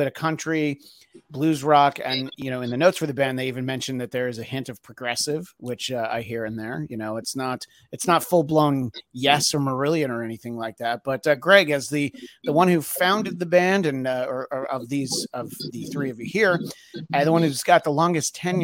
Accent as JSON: {"language": "English", "region": "New York", "country": "United States", "tie": "born or raised there", "said": "I grew up in New York State"}